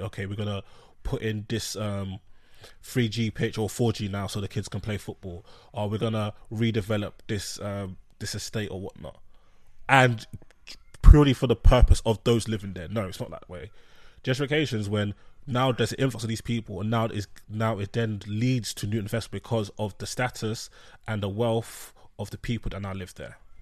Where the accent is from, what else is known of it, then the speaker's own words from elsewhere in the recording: London, United Kingdom; I'm from London